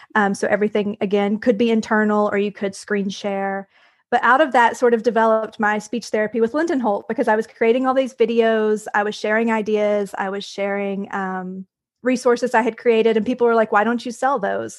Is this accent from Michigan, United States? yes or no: no; Tennessee, United States; moved away as an adult; also born or lived in Brownsville, Texas / Harlingen, Texas; I'm originally from Tennessee. So we moved back to Tennessee about five years ago